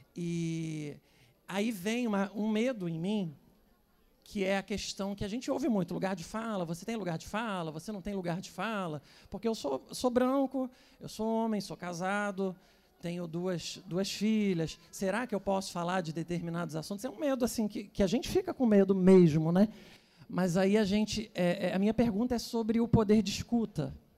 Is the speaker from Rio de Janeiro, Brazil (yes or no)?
yes; Teresópolis, Rio de Janeiro, Brazil; Eu sou de Teresópolis, que é uma cidade do interior do Rio, né?